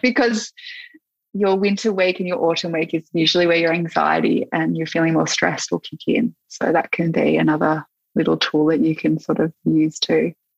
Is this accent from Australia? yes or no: yes; Gippsland, Victoria, Australia; moved away; I'm from Gippsland